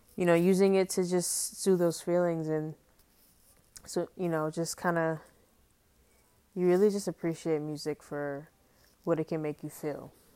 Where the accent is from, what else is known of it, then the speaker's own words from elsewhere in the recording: New York City, New York, United States; growing up in Harlem, growing up in New York